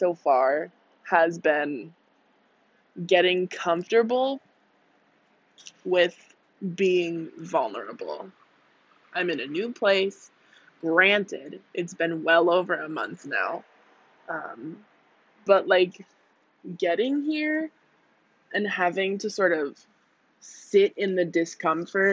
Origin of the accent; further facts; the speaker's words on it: United States; moved away as an adult; I'm from the US